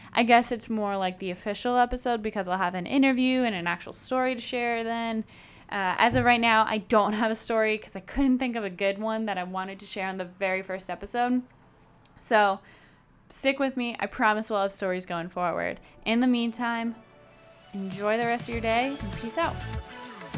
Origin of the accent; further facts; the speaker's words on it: Chicago, Illinois, United States; I am born and raised in Chicago